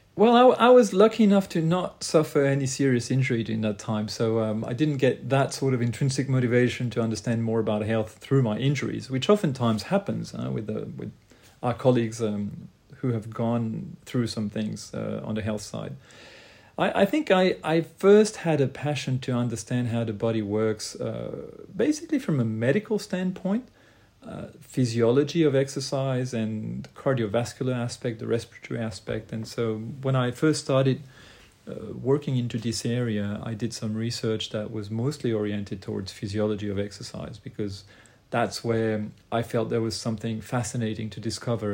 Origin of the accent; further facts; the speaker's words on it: Lausanne, Vaud, Switzerland; also born or lived in Croatia; I was trained in Lausanne, Switzerland initially. That's where I'm from, where I was born, but originally I'm from Croatia